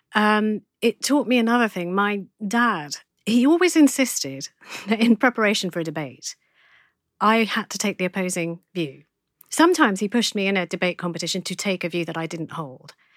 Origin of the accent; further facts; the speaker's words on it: Essex, East of England, United Kingdom; also born or lived in London; I was born in Essex. I'm an Essex guy.